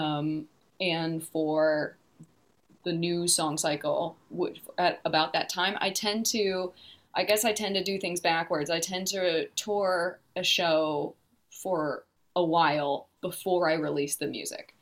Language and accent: English; Detroit, Michigan, United States; moved away as an adult; now in New Zealand; I'm originally from the Detroit area